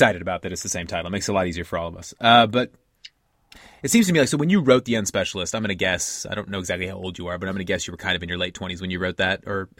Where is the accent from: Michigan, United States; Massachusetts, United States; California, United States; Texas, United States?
California, United States; I grew up in California.